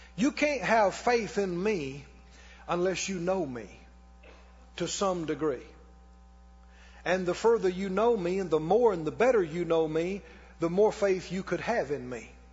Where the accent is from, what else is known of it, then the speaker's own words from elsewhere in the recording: Mississippi, United States; And I'm from Mississippi. And I grew up poor.